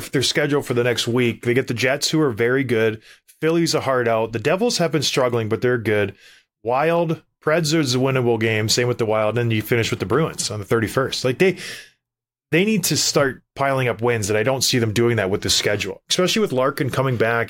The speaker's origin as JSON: {"language": "English", "country": "Canada", "said": "I'm a Canadian kid"}